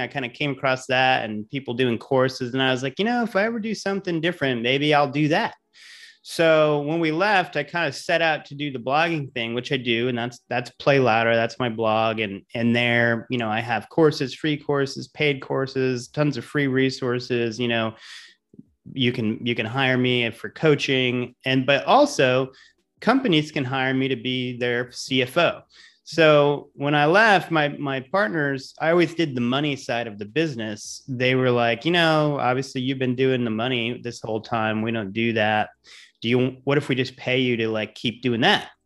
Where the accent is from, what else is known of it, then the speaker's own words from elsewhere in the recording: Providence, Rhode Island, United States; moved away as an adult; also born or lived in Amherst, Massachusetts / New York City / Los Angeles; now in Tampa, United States; I'm from Providence, Rhode Island originally. So, uh, grew up there, you know, I'm a New Englander